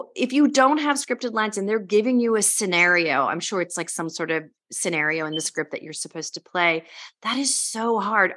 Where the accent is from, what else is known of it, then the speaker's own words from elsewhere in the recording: Bay Area, California, United States; I'm from the Bay Area too